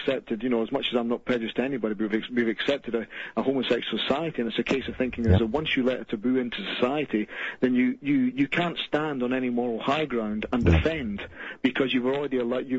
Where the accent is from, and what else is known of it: Scotland, United Kingdom